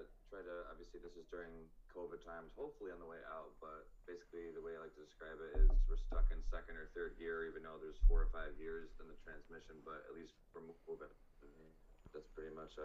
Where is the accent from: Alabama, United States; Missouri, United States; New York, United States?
New York, United States; Fairport; also born or lived in Aiken, South Carolina; now in Rochester, United States; I was born in Aiken, South Carolina. And from there, moved up to the New Jersey, New York City area until about third grade. From there, moved out to Fairport